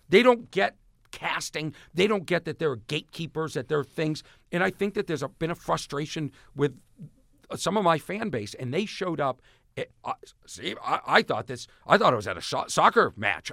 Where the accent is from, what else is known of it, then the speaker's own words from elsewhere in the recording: Boston, Massachusetts, United States; I'm from Boston.